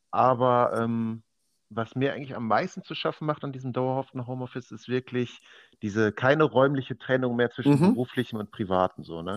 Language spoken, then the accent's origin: German; Oberhausen, North Rhine-Westphalia, Germany; now in Mülheim, Germany; geboren, aufgewachsen in Oberhausen und wohne jetzt seit äh, Mitte Juni in Mülheim